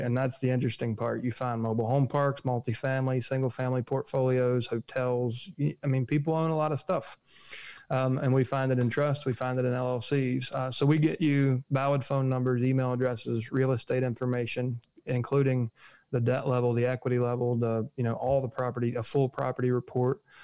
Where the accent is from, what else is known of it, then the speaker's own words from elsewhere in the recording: United States; We're American.